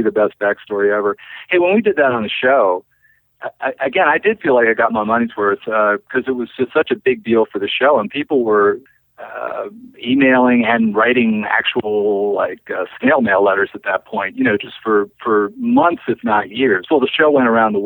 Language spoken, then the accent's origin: English; Maryland, United States; moved away; also born or lived in New York; from Maryland, as am